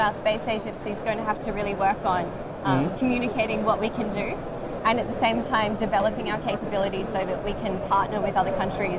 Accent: Australia; as an Australian

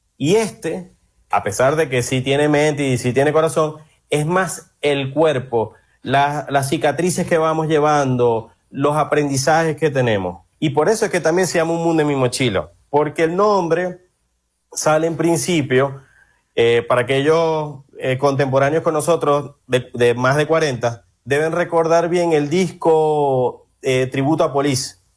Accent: Maracaibo, Zulia, Venezuela; moved away as an adult; also born or lived in Argentina; now in Brazil; soy maracucho

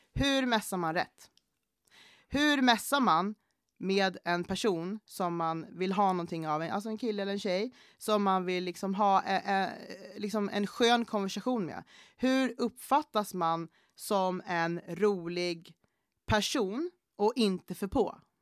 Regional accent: Gävle, Gävleborg County, Sweden; also born or lived in Panama; Jag är uppvuxen i Gävle, Eh, eller jag är född i Panama, men jag är uppvuxen typ i Gävle

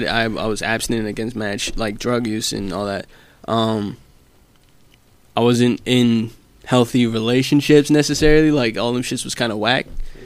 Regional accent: United States; I'm American

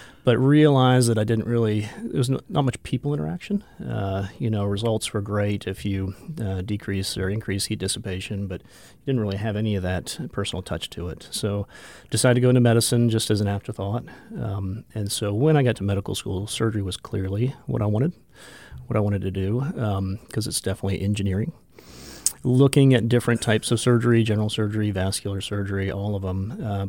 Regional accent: Jacksonville, Florida, United States; also born or lived in Atlanta, Georgia; now in Rapid City, United States; Okay. So I grew up in Jacksonville, Florida. Practiced, actually went to school, practiced, and was in Atlanta, Georgia for 22 years.

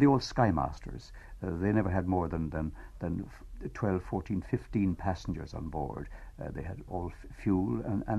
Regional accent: Quin, County Clare, Ireland; I was brought up in Quinn, which is only 16 miles away from the airport as a boy. I brought up there, went to school there

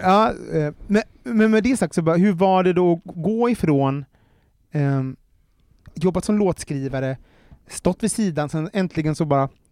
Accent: Gothenburg, Västra Götaland, Sweden; Jag är från Göteborg, eh, uppvuxen i Angered

